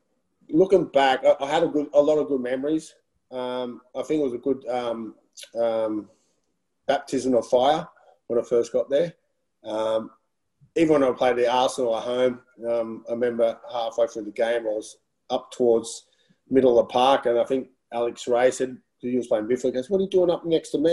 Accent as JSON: {"language": "English", "country": "Australia", "also_born_or_lived": "Netherlands", "moved": "yes", "said": "come from Australia"}